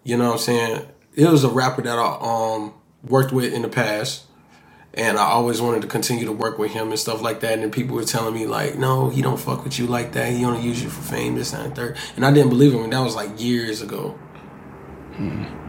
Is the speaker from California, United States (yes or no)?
no; Miami Gardens, Florida, United States; my environment of growing up in Kara City